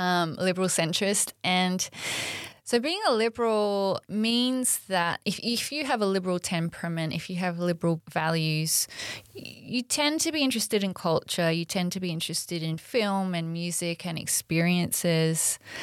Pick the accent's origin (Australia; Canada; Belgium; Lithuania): Australia; we're Australian